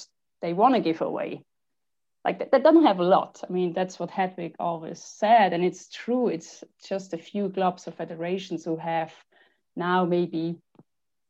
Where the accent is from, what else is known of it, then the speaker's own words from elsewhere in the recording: Switzerland; I grew up in Switzerland and it's actually the richest country in the world